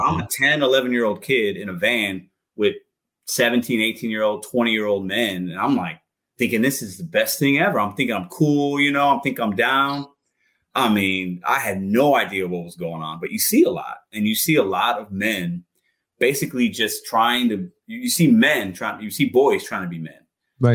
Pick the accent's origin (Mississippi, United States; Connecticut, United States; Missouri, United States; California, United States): Missouri, United States; St. Louis; also born or lived in Chicago / New Jersey; I was born in Chicago, man. Like we, I was born in rough area, moved to St. Uh, New Jersey for one year, moved to St. Louis. Most of my life I've been in St. Louis